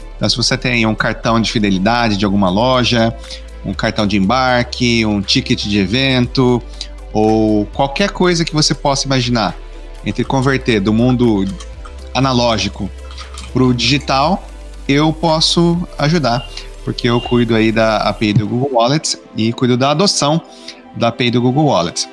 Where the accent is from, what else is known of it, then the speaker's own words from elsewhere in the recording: Maringá, Paraná, Brazil; now in United States; sou natural, nascido e criado aí de, em Maringá, Paraná